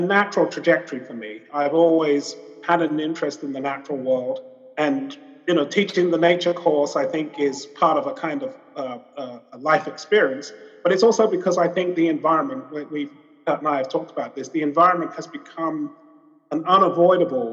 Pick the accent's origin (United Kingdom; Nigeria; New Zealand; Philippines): United Kingdom; London; I was a young child and I grew up in London